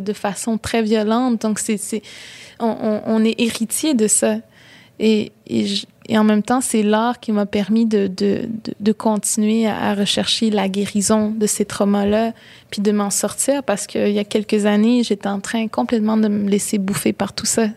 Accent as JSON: {"language": "French", "town": "Baie-Comeau", "region": "Quebec", "country": "Canada", "tie": "born or raised there", "said": "j'ai grandi à Bécomo, dans la ville"}